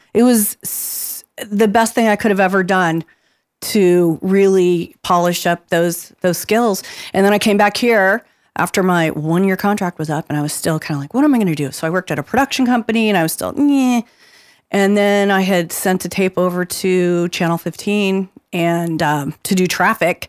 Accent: Phoenix, Arizona, United States; I grew up in the West Valley before there was anything out there

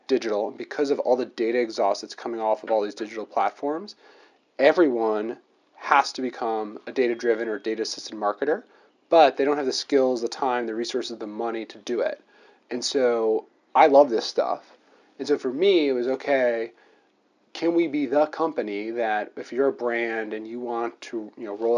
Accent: New Jersey, United States; moved away as an adult; now in Washington, D.C., United States; I'm originally from New Jersey

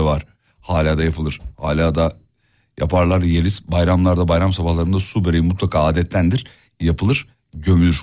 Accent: Erzurum, Turkey; also born or lived in Kocaeli; Benim Erzurumlu olma, olduğumu

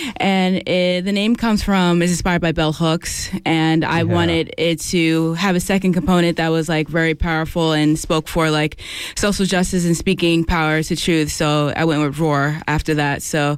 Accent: New York City, New York, United States; now in Albany, United States; I'm originally from the Bronx. I live in Albany now because New York City is too expensive for me

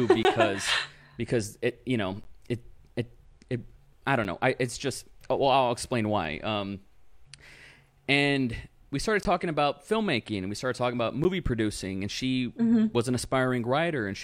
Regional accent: Rio Grande Valley, South Texas, United States; first language English; my hometown, which is South Texas, it's the Rio Grande Valley.

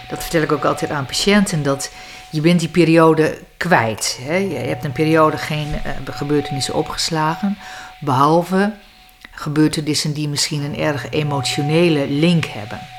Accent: Grootegast, Groningen, Netherlands; Grote gast, dus Westerkwartier.

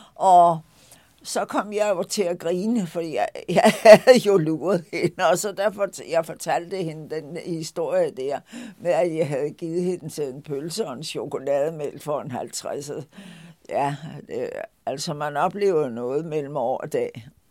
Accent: Lolland, Zealand, Denmark; also born or lived in Nørrebro, Copenhagen; now in Copenhagen, Denmark; den landsby på Lolland, hvor jeg stammer fra

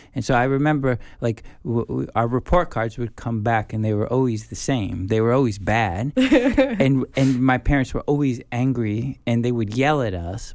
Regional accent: United States; moved away as an adult; now in South Korea; being, you know, a foreigner, being a white person, being an American

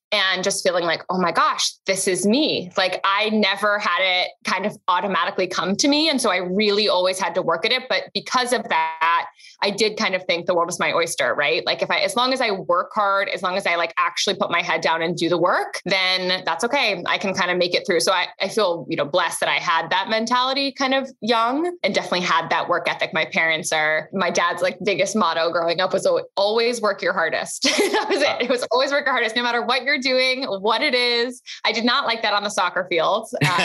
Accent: London, United Kingdom; moved away as an adult; also born or lived in Tokyo; now in United States; So I was born in London, spent most of my life in London, also spent a couple of years in Tokyo as a very young child. And I really wanted to come to the States for college.

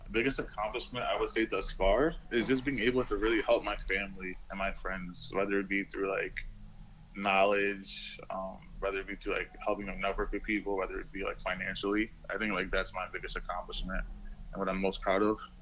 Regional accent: Rochester, New York, United States; moved away as an adult; also born or lived in Brooklyn, New York / Tokyo, Japan; now in Miami, United States; I'm actually from Rochester, New York

